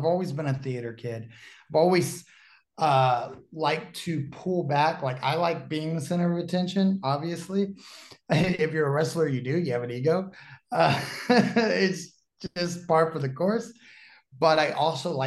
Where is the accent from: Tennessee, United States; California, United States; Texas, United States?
Texas, United States; Dallas; moved away as an adult; I'm originally from Dallas, Texas